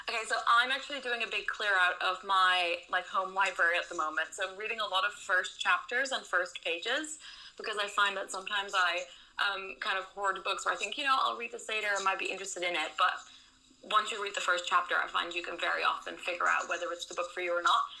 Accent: Netherlands; moved away as an adult; now in London, United Kingdom; I'm originally from the Netherlands, but seven years ago I moved to London

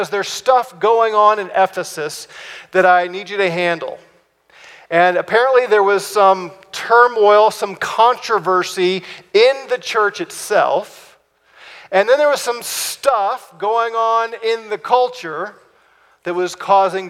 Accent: United States; we're American citizens

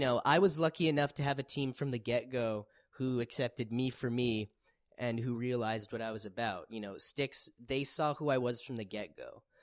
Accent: Winnipeg, Manitoba, Canada; I'm from Winnipeg

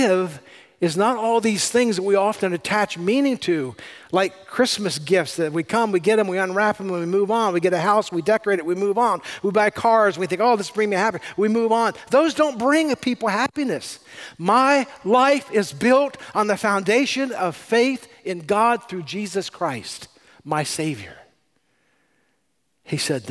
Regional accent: California, United States; I'm from California.

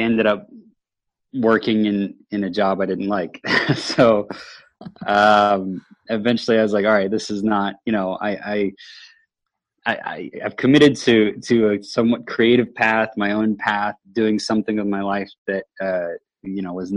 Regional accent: Houston, Texas, United States; moved away as an adult; also born or lived in Austin, Texas; now in Seattle, United States; I'm originally from Houston, Texas, and made my way up here 7 years ago

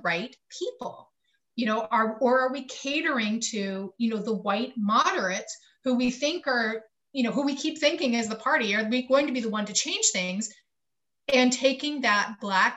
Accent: North Carolina, United States; I'm from North Carolina

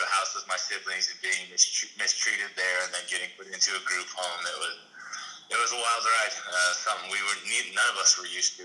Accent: Pine Ridge, South Dakota, United States; I grew up in Pine Ridge, South Dakota. I'm from the Pine Ridge Indian Reservation

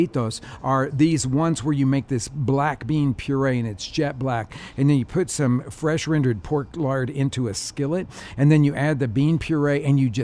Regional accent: Oklahoma City, Oklahoma, United States; moved away; also born or lived in Chicago; I grew up in Oklahoma City

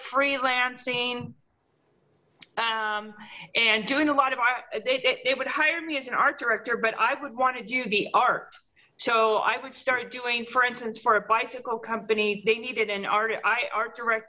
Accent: Orange County, California, United States; also born or lived in Pasadena; I was born and raised in Orange County

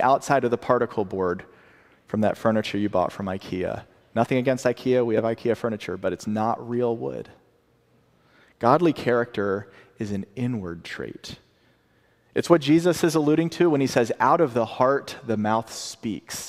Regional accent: the South, United States; I'm from the South

